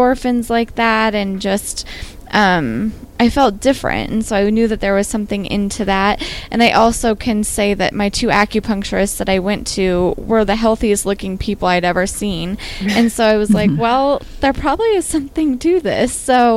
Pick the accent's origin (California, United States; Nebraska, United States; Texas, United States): Nebraska, United States; Western; I grew up in Western Nebraska, which is a place that's not super into wellness